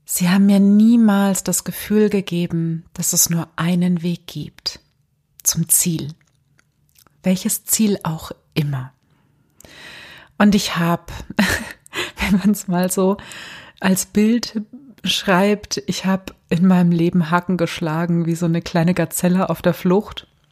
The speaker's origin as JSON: {"language": "German", "country": "Germany", "said": "gerade hier bei uns in Deutschland"}